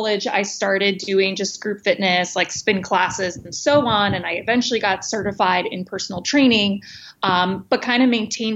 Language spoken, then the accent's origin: English; East Coast, United States; moved away as an adult; also born or lived in New York; now in San Diego, United States; I'm from the East Coast originally